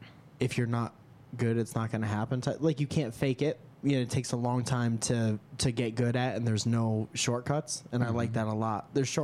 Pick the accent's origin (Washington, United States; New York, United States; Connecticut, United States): Connecticut, United States; Stratford; I grew up in Stratford, Connecticut.